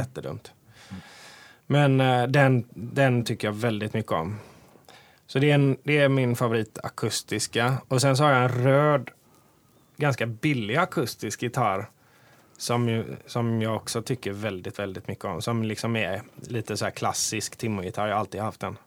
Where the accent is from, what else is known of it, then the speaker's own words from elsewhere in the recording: Hindås, Västra Götaland, Sweden; Jag gillar att göra grejer i min hemby